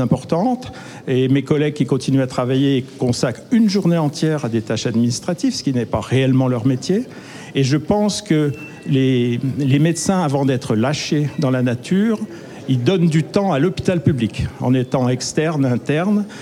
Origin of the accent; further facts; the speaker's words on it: Côte-d'Or, Bourgogne-Franche-Comté, France; je viens de la Côte d'Or